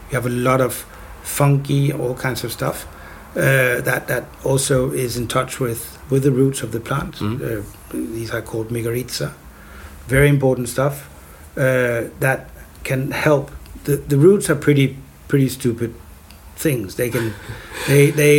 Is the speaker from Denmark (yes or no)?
yes; Copenhagen, Capital Region of Denmark, Denmark; in Copenhagen, which is sort of, you know, my hometown